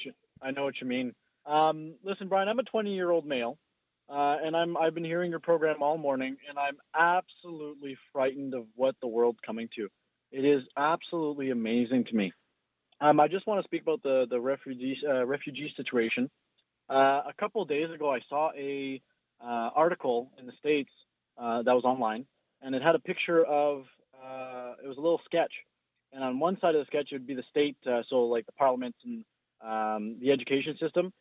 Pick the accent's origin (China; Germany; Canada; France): Canada; We're we're we're Canadian